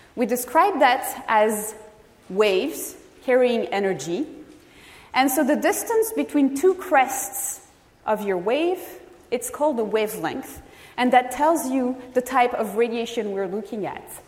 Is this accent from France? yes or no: yes; France; moved away as an adult; now in California, United States; I am originally from France